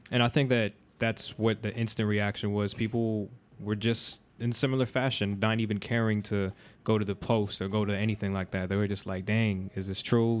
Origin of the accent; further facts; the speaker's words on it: Florida, United States; we're from Florida